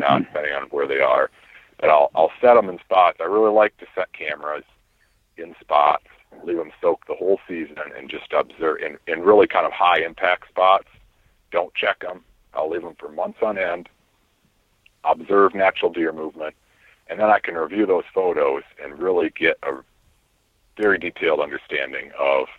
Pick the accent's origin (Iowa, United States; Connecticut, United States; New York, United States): Iowa, United States; my home state of Iowa